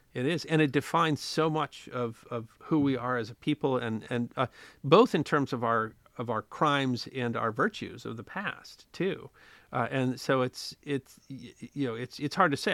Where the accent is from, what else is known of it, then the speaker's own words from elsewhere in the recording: United States; I'm American. I grew up in the United States